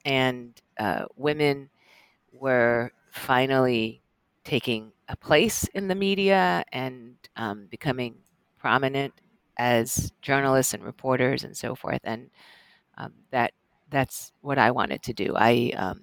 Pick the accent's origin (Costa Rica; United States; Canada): United States; Northern New Jersey; Latina scholarship baby from Northern New Jersey